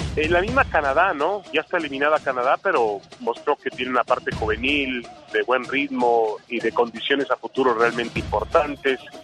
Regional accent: Mexico; yo soy mexicano

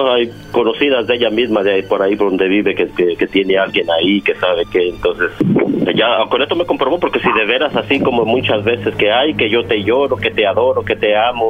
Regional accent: Mexico; yo soy de México

